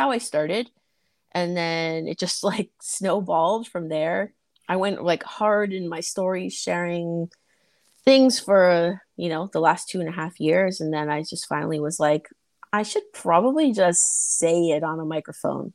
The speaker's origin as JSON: {"language": "English", "town": "Toronto", "region": "Ontario", "country": "Canada", "said": "I am Canadian. I'm from Toronto."}